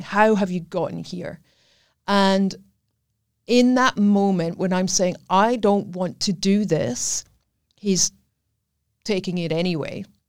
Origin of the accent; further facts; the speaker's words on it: Scotland, United Kingdom; accent: Scottish; moved away as an adult; I am Scottish. That's what the accent is.